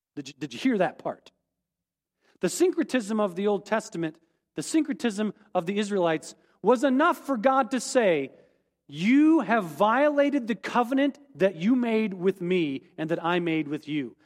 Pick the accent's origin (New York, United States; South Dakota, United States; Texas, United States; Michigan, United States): South Dakota, United States; rural; as a kid growing up in, in rural South Dakota